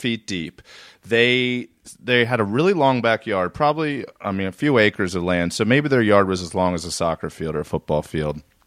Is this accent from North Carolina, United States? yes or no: no; Reisterstown, Maryland, United States; I grew up in Reisterstown, Maryland. So I grew up just north